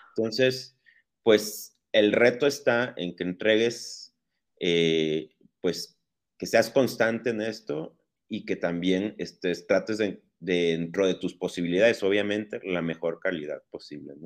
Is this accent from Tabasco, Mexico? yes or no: no; Veracruz, Mexico; moved away as an adult; also born or lived in Puebla / Barcelona / León; now in Guadalajara, Mexico; Yo soy nacido en Veracruz, ahí viví mis primeros 18 años.